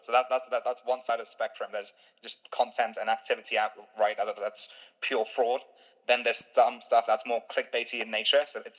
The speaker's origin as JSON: {"language": "English", "town": "Stone", "region": "West Midlands", "country": "United Kingdom", "tie": "born or raised there", "also_born_or_lived": "Cambridge", "said": "My hometown in the UK is Stone, the highest Brexit voting town in the UK, and where I was at the time was Cambridge, was the highest Remain voting town in the UK."}